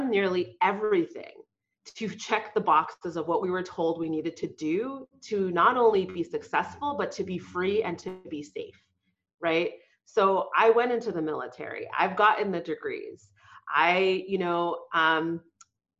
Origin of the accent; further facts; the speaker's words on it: Boston, Massachusetts, United States; She immigrated to the U.S. Right before I was born in Boston. I grew up working class